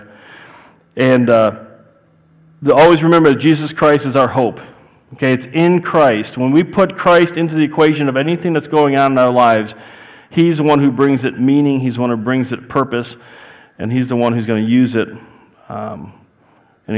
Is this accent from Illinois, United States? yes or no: yes; Chicago, Illinois, United States; accent: Chicago; I'm from Chicago. I have a Chicago accent